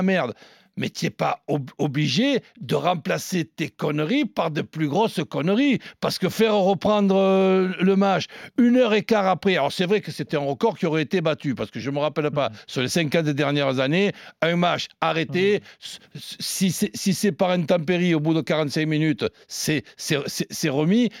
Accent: Marseille, Provence-Alpes-Côte d'Azur, France; je suis né à Marseille

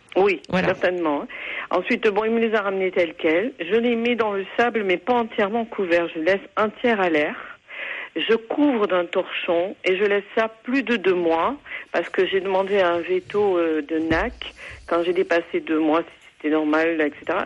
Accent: Haute-Garonne, Occitania, France; je suis de la Haute-Garonne

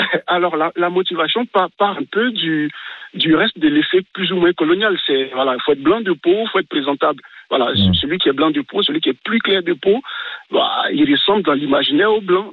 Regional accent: Côte d’Ivoire; also born or lived in France; now in Paris, France; moi, je suis ivoirien et j'ai passé toute mon enfance en Côte d'Ivoire avant d'arriver en France.

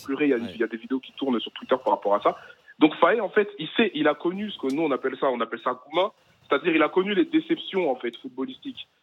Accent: Paris, Île-de-France, France; je suis de Paris

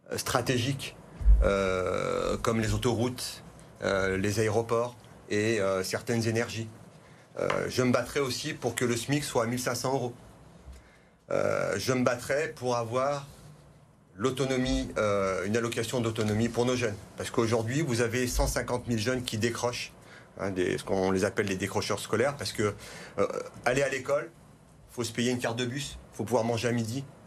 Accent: Vaulx-en-Velin, Auvergne-Rhône-Alpes, France; Je suis né à Vonvelin, j'ai grandi à Vonvelin

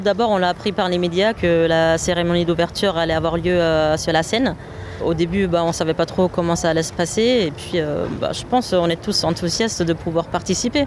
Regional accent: Germany; now in France; je suis allemande

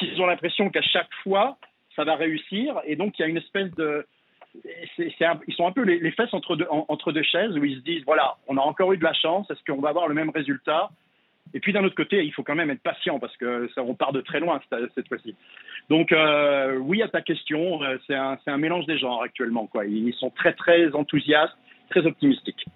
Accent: France; now in San Antonio, United States; en tant que Français

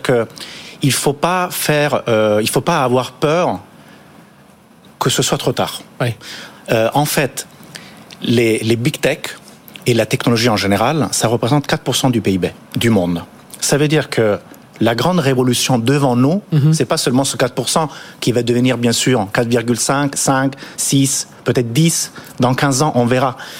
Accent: Italy; now in France; moi je suis italien

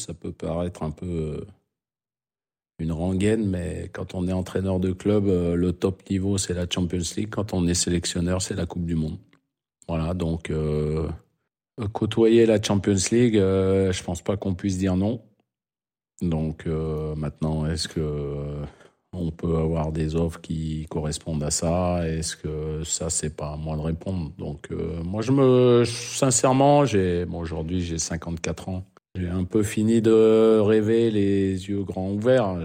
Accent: France; accent: French; moved away as an adult; now in Saudi Arabia; avec mon French accent

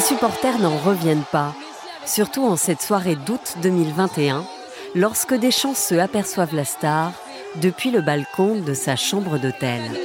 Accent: France; chez nous, en France

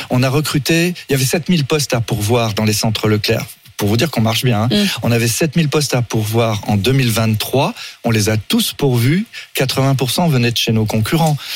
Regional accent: France; Mais par contre, moi, je suis français de l'étape. Hein. Je, je veux privilégier les produits français

